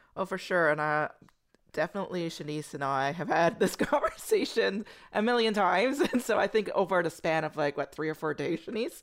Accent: United States; moved away; I'm American

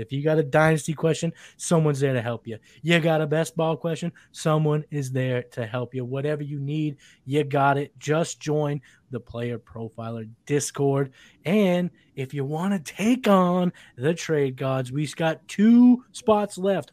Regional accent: Massachusetts, United States; I'm from Massachusetts

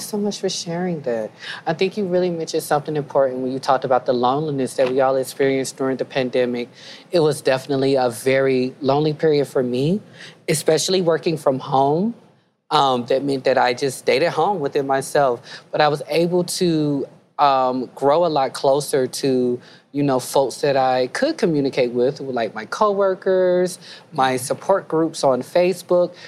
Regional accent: the Carolinas, United States; I'm from the South too. I'm from mm. the Carolinas

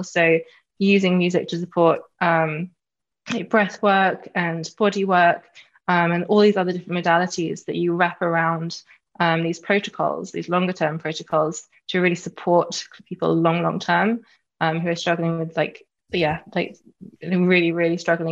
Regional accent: London, United Kingdom; I'm from London. I'm a Londoner, born and bred.

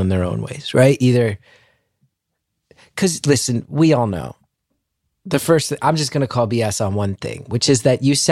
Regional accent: New Jersey, United States; I'm from North Jersey

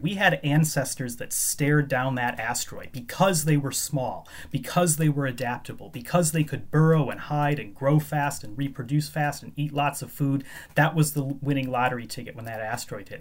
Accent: Chicago, Illinois, United States; moved away as an adult; now in Edinburgh, United Kingdom; I grew up in the Chicago area

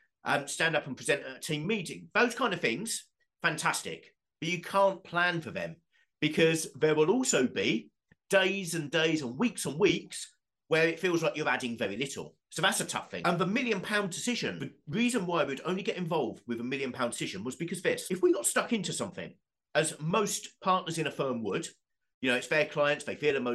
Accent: Southend-on-Sea, East of England, United Kingdom; Southend United, my hometown football club

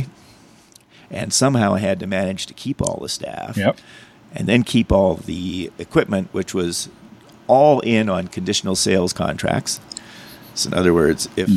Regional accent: Calgary, Alberta, Canada; also born or lived in Los Angeles, California / Ontario; I always describe myself as Calgarian because this is where I grew up.

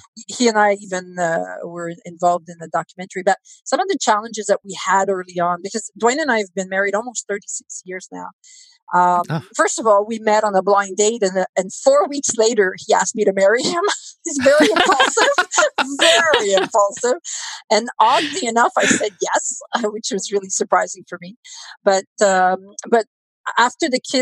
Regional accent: Canada; We're Canadian

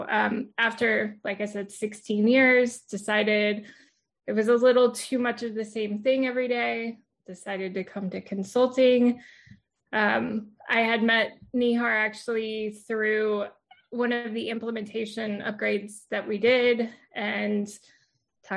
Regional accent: Houston, Texas, United States; I was born and raised in Houston, well, outside of Houston, the Houston area

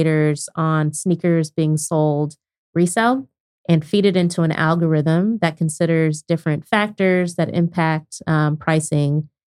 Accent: Lawton, Oklahoma, United States; To summarize, I grew up in Oklahoma, middle school and high school in Lawton, Oklahoma.

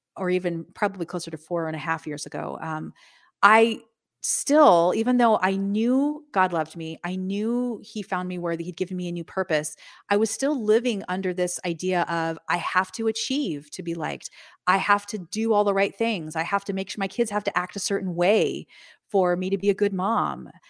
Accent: Los Angeles, California, United States; also born or lived in Midwest / San Diego; I grew up in Southern California, in northern Los Angeles area

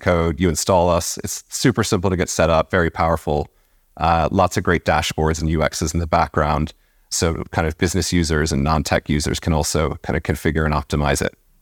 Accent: Virginia, United States; moved away as an adult; now in Dublin, Ireland; I was born in Virginia

